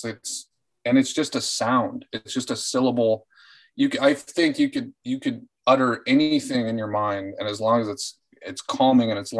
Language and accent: English; Orange County, California, United States; also born or lived in Fairfield, Iowa; now in Los Angeles, United States; I'm an Orange County kid